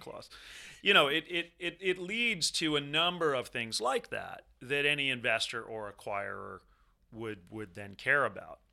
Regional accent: Southern California, United States; I'm from Southern California

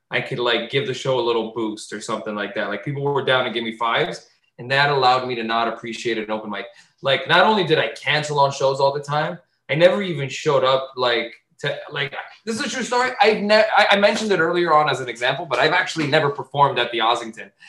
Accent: Azores, Portugal; accent: Azorean; I grew up in the Portuguese community. If you're a mainlander, you're mean to islanders, and people were always mean to me because I spoke like an islander. I spoke like an Azorean.

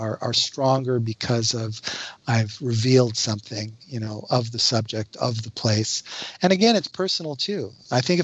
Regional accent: Canada; I'm a Canadian

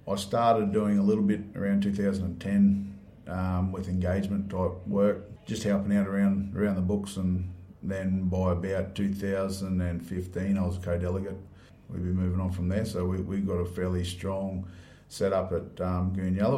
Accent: Moranbah, Queensland, Australia; Yep, so I grew up in Moranbah.

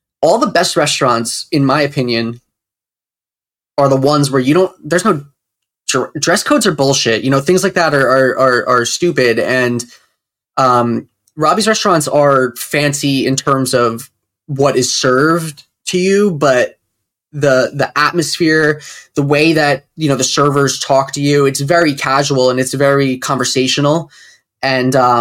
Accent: Cedar Grove, New Jersey, United States; I'm from Cedar Grove, so everyone's Italian, myself included

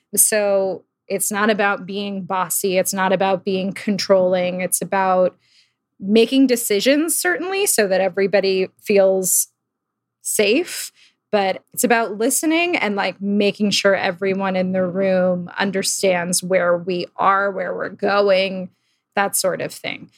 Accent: Old Bridge, New Jersey, United States; now in New York, United States; I grew up in New Jersey, um, in a town called Old Bridge

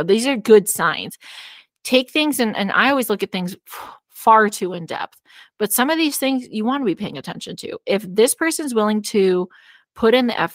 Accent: California, United States; moved away as an adult; now in Arizona, United States; When I moved to Arizona from California

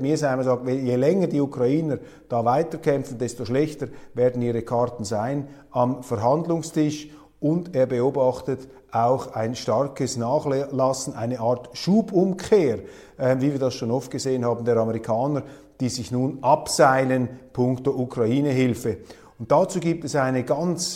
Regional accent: Switzerland; als Schweizer

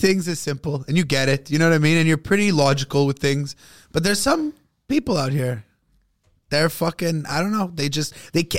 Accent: Canada; also born or lived in Montreal; We're Canadian.

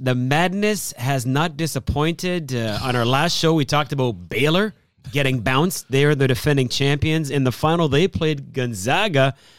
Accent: Canada; considering we're all Canadian, regardless of, you know, what backgrounds we have, we all are now part of this great country.

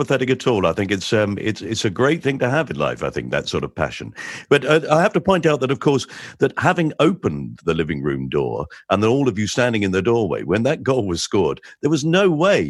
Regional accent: London, United Kingdom; now in Kent, United Kingdom; I was born near Millwall Football Ground

